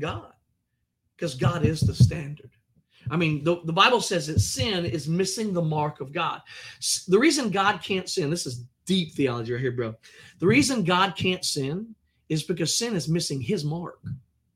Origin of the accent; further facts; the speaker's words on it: United States; I'm American